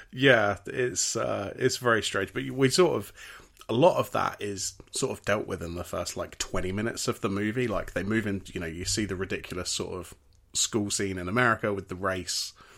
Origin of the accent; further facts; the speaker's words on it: United Kingdom; as British people